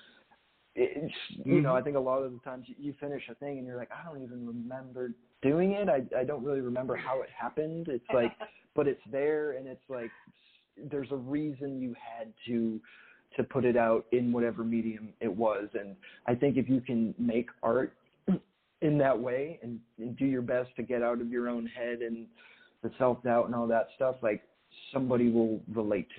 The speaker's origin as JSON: {"language": "English", "town": "Bridgewater", "region": "Massachusetts", "country": "United States", "tie": "born or raised there", "moved": "yes", "said": "I grew up in Massachusetts"}